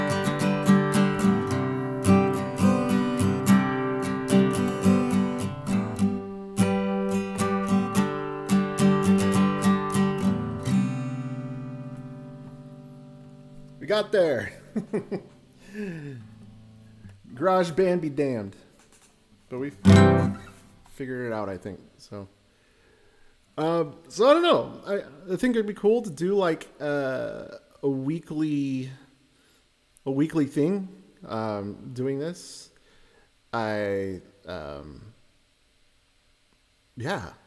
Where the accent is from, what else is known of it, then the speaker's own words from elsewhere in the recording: northern Utah, United States; growing up in Utah, I was a member of the church technically in high school